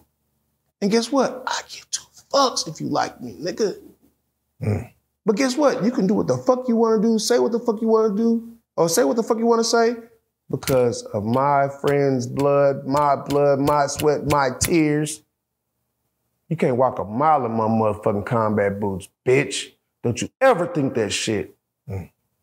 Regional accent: Dallas, Texas, United States; I come from Oak Cliff

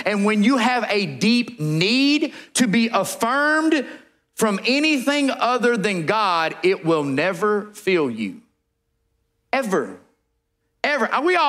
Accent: California, United States; But I'm from Southern California. My mother grew up saying that.

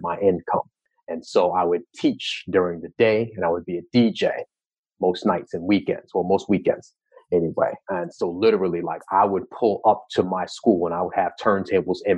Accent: Long Island, New York, United States; I grew up in New York, right? And specifically Long Island

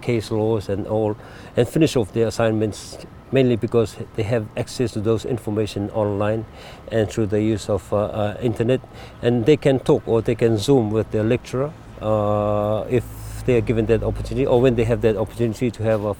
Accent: Cook Islands; I was born in Rarotonga, and my dad is from the island of Attu

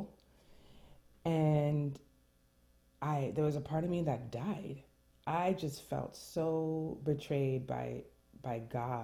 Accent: New York City, New York, United States; first language French; English is a second language; I was born and raised in New York City, first generation American

